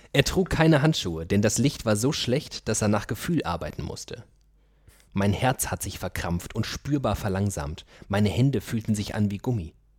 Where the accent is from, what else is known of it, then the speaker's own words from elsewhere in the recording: Germany; wir kommen aus einem Land, wo wir irgendwie halbe Schweine in den Topf schmeißen